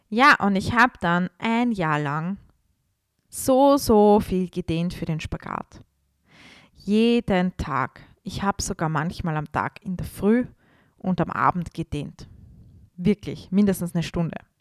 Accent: Vienna, Austria; damals war ich bei uns in Wien in einem Studio

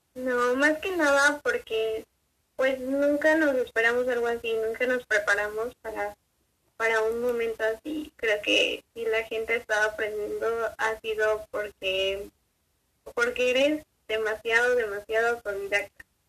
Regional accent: Mexico; No se lo permitimos como sociedad mexicana

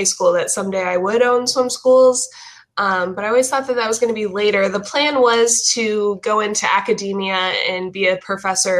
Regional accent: Coral Springs, Florida, United States; I'm originally from Coral Springs, Florida. I grew up in Coral Springs, went to Marjorie Stoneman Douglas High School

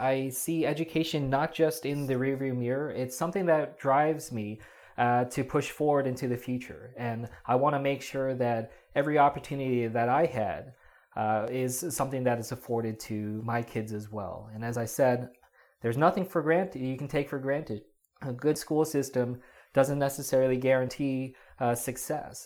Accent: New Jersey, United States; I grew up in South Jersey ever since I was in kindergarten.

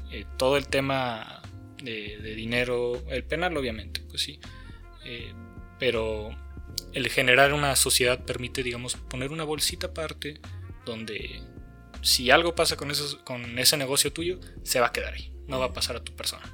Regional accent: Mexico; also born or lived in San Luis Potosí / Guadalajara; el México que vivimos

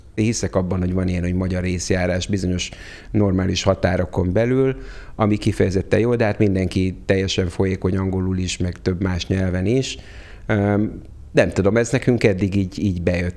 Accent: Hungary; first language Hungarian; moved away as an adult; also born or lived in United States

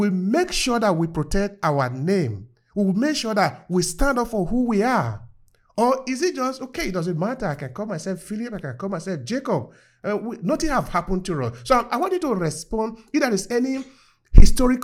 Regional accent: Nigeria; I was growing up in Nigeria

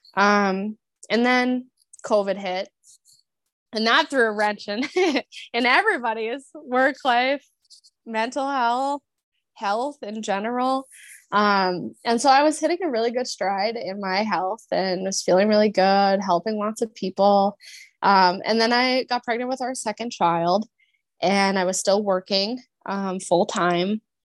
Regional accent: Minnesota, United States; moved away as an adult; I grew up in Minnesota.

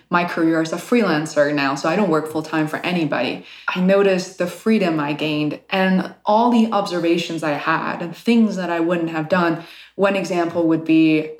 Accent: Beijing, China; moved away; growing up in Beijing back in the 1980s

